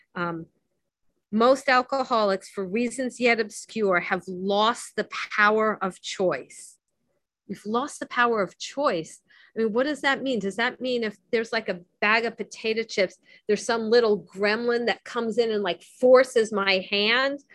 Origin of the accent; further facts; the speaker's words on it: Miami, Florida, United States; I grew up in Miami